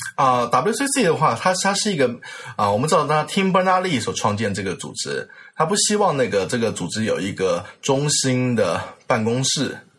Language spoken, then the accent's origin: Chinese; Taiwan; 我是我台湾过来